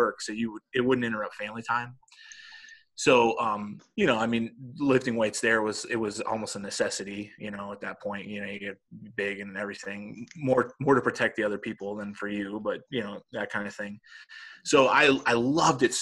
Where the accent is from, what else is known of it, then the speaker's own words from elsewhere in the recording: Dallas, Texas, United States; moved away; This is where I grew up in Dallas.